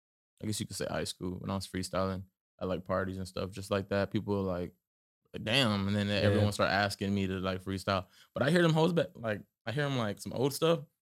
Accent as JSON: {"language": "English", "town": "San Antonio", "region": "Texas", "country": "United States", "tie": "born or raised there", "said": "Born and raised San Antonio, from the west side, little 36 area. Yeah, man. Yeah, just hometown San Antonio."}